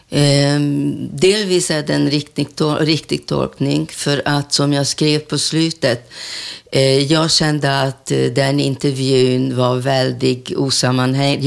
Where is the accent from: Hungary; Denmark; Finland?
Hungary; Budapest; Swedish is a second language; moved away as an adult; now in Sweden; nästa gata heter Raoul Wallenberg gata där jag är uppvuxen mm -hmm. i Budapest.